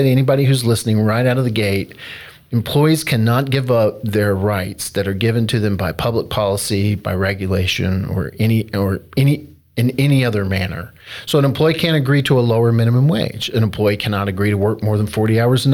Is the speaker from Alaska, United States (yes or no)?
no; North Carolina, United States; moved away; my home state of North Carolina